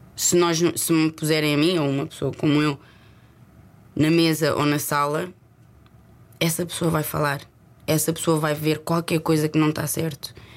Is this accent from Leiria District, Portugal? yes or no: no; Lisbon, Portugal; accent: Lisboeta; moved away as an adult; also born or lived in Leicester; eu nasci e cresci em Lisboa e o meu sotaque é lisboeta